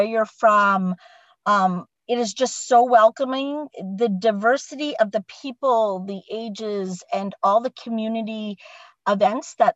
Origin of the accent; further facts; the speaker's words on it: Cottam, Ontario, Canada; moved away as an adult; now in Brockville, Canada; I was born and raised just outside of Windsor, Ontario, in a little tiny village hamlet called Cottam